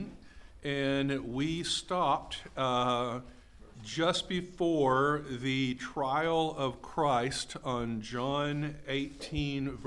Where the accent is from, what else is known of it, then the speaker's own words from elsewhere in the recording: Texas, United States; I'm Texan. I speak in hyperbole.